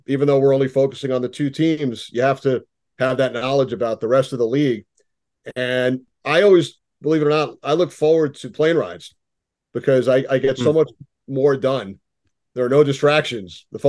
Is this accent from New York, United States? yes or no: yes; New York area, United States; When we were growing up in New York, right, in the New York area